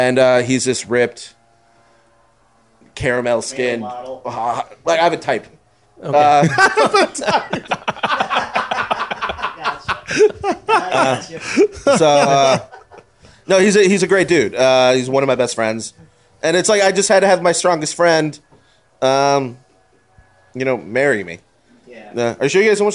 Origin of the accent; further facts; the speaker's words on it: Houston, Texas, United States; now in Los Angeles, United States; growing up in Houston